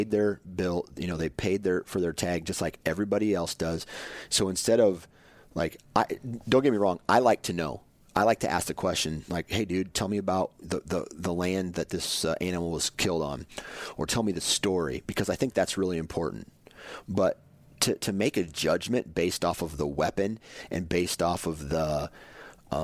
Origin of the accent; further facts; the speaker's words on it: Iowa, United States; I grew up in Iowa where there was hardly any public land to hunt